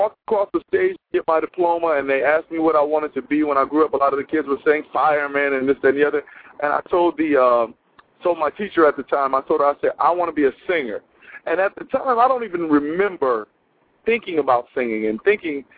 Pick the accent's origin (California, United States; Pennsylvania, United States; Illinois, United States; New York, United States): New York, United States; Buffalo; moved away as an adult; also born or lived in Detroit; I'm originally from Buffalo, New York.